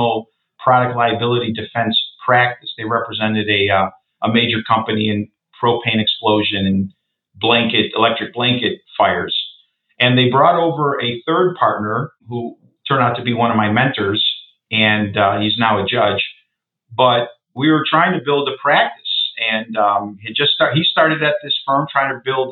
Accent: suburbs of Chicago, Illinois, United States; came back out to my hometown, which is the suburbs of Chicago

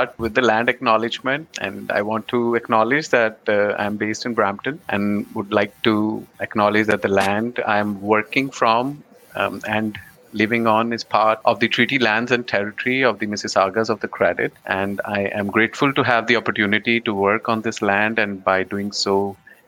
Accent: Haryana, India; born or raised there; moved away as an adult; also born or lived in Khanna, Punjab, India / United States; now in Canada

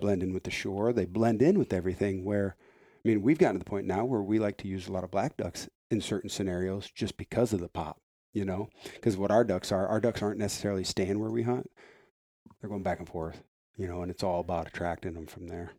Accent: Iowa, United States; I'm from Iowa

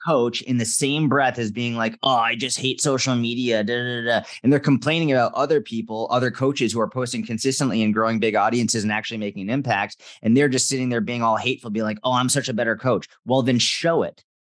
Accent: just outside Boston, Massachusetts, United States; I grew up just outside Boston, Massachusetts

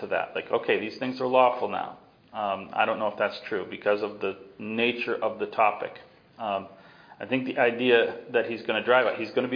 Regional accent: the East, United States; moved away; I grew up in the East

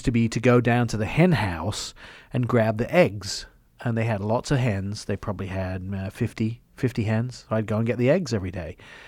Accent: England, United Kingdom; moved away as an adult; also born or lived in Canada; now in United States; I grew up in England

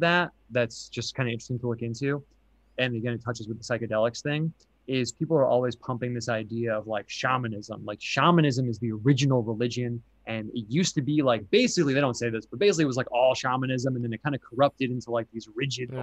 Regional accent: United States; I'm American

